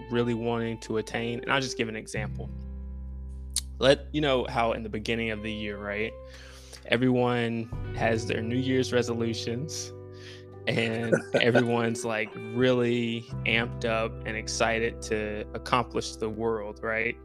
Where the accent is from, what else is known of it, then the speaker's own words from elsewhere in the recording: Winston-Salem, North Carolina, United States; I'm from Winston-Salem, North Carolina